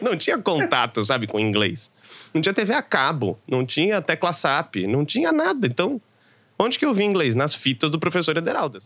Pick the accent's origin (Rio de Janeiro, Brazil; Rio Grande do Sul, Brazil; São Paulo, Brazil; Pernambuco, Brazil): São Paulo, Brazil; venho de uma periferia de São Paulo, Pirituba